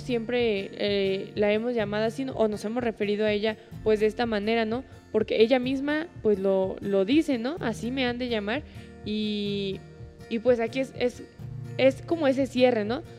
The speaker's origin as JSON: {"language": "Spanish", "country": "Mexico", "said": "para nosotros, pues como mexicanos"}